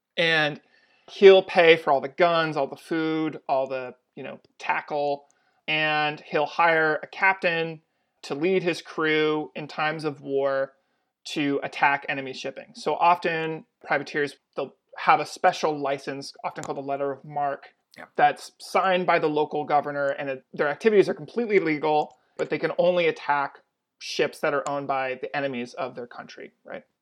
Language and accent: English; Atlantic Canada, Canada; I'm from Atlantic Canada